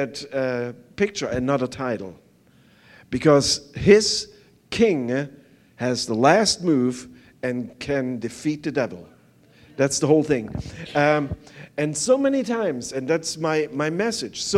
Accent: East Germany, Germany; English is a second language; moved away; I was growing up on the East side

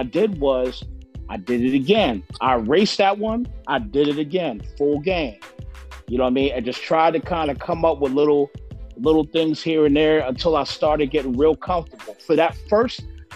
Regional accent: United States; I'm from the East Coast, so I'm from New York, New Jersey area.

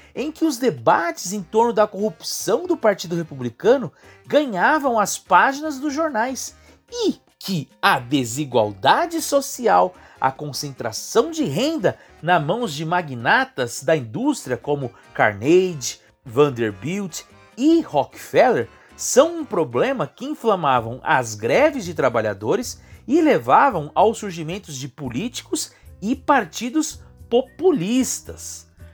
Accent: Brazil; Como brasileiros que somos

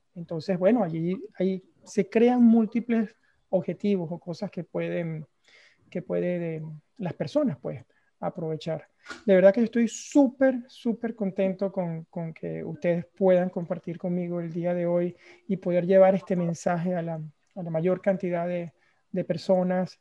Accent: Venezuela; yo soy venezolano

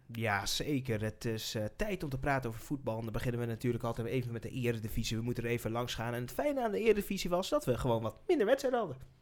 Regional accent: Netherlands; wij gewoon als Nederlanders

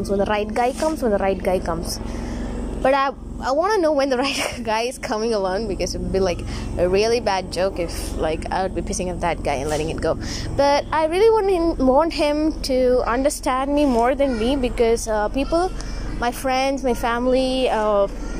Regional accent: India; As an Indian girl

